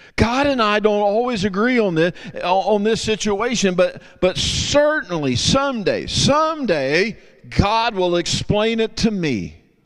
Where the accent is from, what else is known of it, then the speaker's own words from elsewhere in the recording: Texas, United States; I'm from Texas